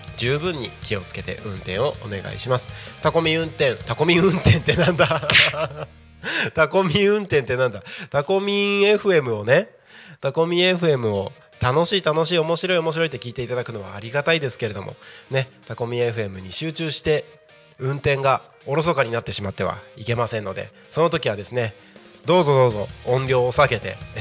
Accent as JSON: {"language": "Japanese", "town": "Takko", "region": "Aomori", "country": "Japan", "tie": "born or raised there", "moved": "as an adult", "lives_now": "Tako, Japan", "said": "僕が、えーとまあ、生まれ育った青森県の田子町ってところ"}